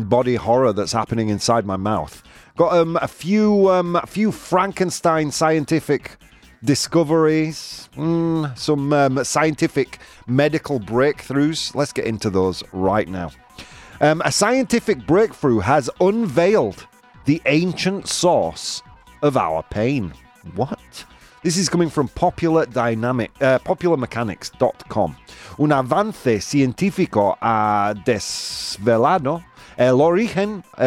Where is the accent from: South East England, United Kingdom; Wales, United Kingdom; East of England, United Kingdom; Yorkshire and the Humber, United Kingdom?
Yorkshire and the Humber, United Kingdom; Bradford; I was born in Bradford